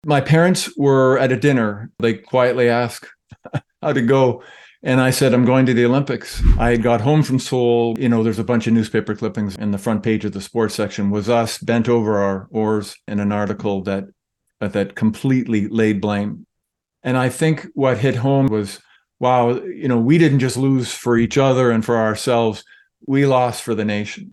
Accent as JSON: {"language": "English", "town": "St. Catharines", "region": "Ontario", "country": "Canada", "tie": "born or raised there"}